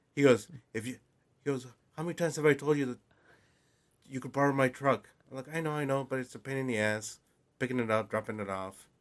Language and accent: English; West Coast, United States; now in New Jersey, United States; growing up in the West Coast